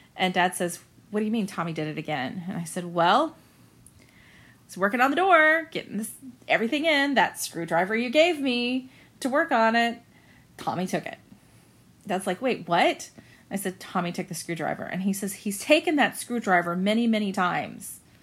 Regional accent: Central Florida, United States; I'm from Central Florida.

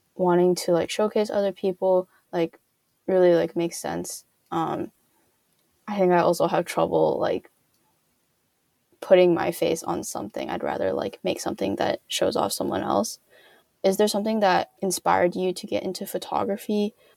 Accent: California, United States; I grew up in California

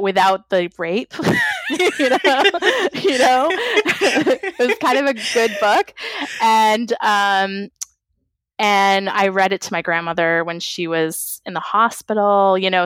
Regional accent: New England, United States; I'm from New England.

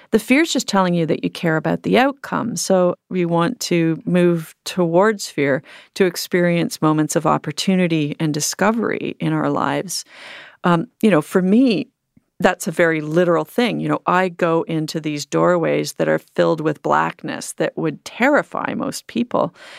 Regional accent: Canada; growing up in Canada

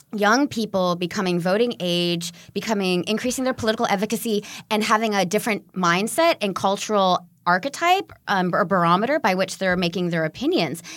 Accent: California, United States; also born or lived in London; my home state of California

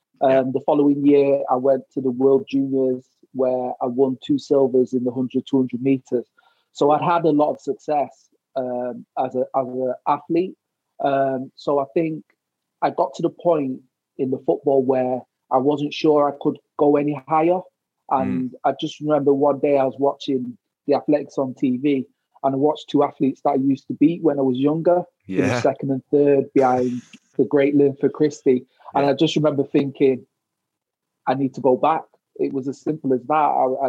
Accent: England, United Kingdom; now in Wales; I didn't suffer any racism there, I gotta say I was treated well, especially as an Englishman moving to Wales.

